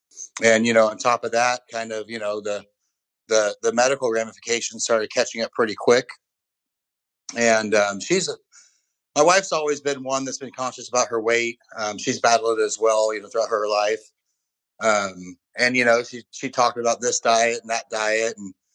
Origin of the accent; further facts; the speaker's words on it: California, United States; also born or lived in Oklahoma / Texas / Chicago; now in Austin, United States; I grew up in California, spent a little bit of time in Oklahoma, near Oklahoma City, then moved down to back to California and back out to Texas.